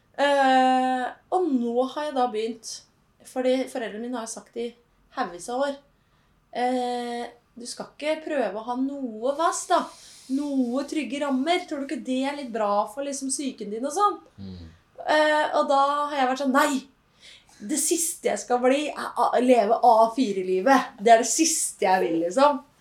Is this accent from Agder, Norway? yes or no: no; Holmestrand, Vestfold, Norway; moved away as an adult; also born or lived in Oslo; jeg kommer jo fra Holmestrand, da, en liten by i Vestfold. Vestfold. Represent. og har bodd der fram til jeg var 21 år